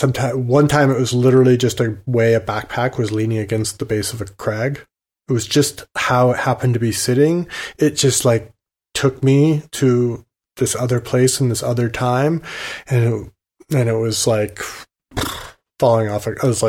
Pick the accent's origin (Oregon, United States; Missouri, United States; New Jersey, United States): Oregon, United States; the Oregon Trail went through the town I grew up in Oregon.